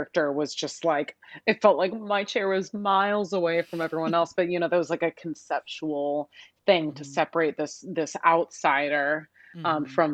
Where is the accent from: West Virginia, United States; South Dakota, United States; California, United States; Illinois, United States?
Illinois, United States; Chicago; also born or lived in Boston; now in New York City, United States; I grew up in Chicago, in the city